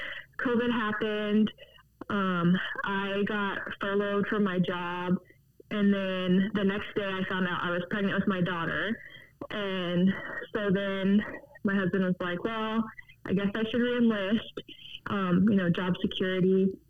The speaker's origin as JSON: {"language": "English", "region": "Virginia", "country": "United States", "also_born_or_lived": "San Diego", "moved": "yes", "lives_now": "Tucson, United States", "said": "I'm originally from Virginia, and we got transferred to San Diego."}